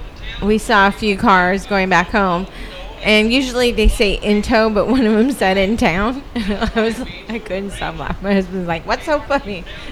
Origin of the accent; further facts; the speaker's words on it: South Texas, United States; We're at South Texas. I'm from South Texas.